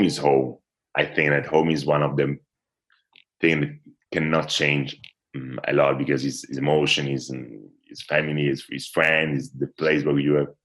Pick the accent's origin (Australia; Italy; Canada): Italy; English is a second language; I really start to play volleyball at 12, 13, something like this in my hometown